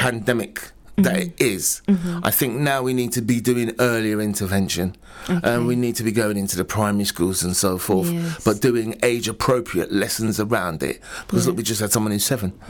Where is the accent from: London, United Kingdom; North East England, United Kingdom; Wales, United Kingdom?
London, United Kingdom; now in Luton, United Kingdom; I'm originally from London myself.